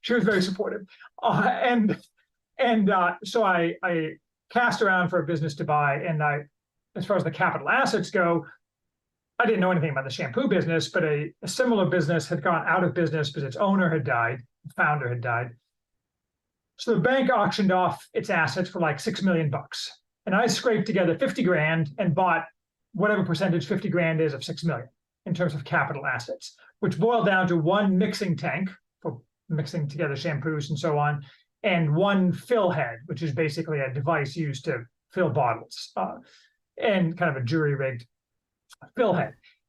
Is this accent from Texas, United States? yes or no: no; Chicago, Illinois, United States; now in Indiana, United States; returned to Indiana, where I'm from Chicago, to take a business job